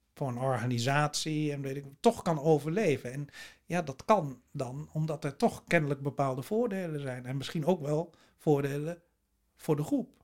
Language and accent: Dutch; Netherlands